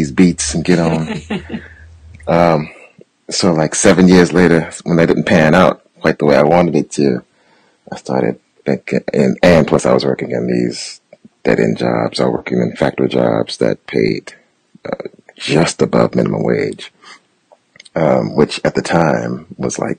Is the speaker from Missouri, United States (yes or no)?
yes; St. Louis, Missouri, United States; I grew up in St. Louis, and I lived in St. Louis at the time.